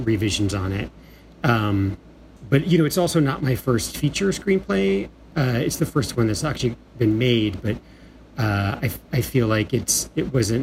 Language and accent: English; Escondido, California, United States; I grew up in Escondido, California, which is in San Diego County